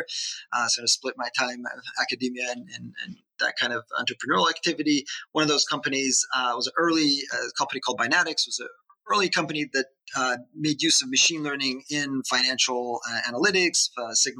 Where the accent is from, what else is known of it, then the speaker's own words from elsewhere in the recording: Israel; moved away as an adult; now in United States; I born and raised in Israel.